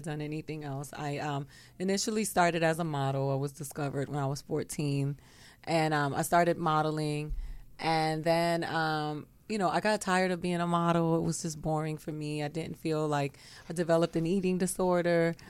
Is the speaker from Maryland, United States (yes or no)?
no; Miami, Florida, United States; moved away as an adult; also born or lived in Tallahassee, Florida; now in Los Angeles, United States; I grew up in Florida. I grew up in Miami, Florida